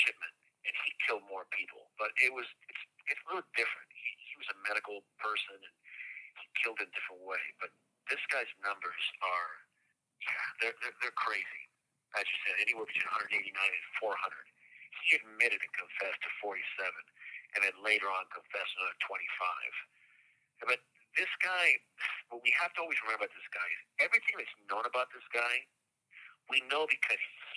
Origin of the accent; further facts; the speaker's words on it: Colombia; moved away; I'm from Colombia, and the last time I was there was 1981